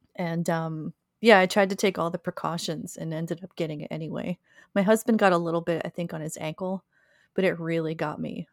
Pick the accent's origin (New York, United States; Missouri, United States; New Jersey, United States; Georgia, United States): New Jersey, United States; Pine Barrens; growing up in the Pine Barrens, I was constantly exposed to poison ivy my whole life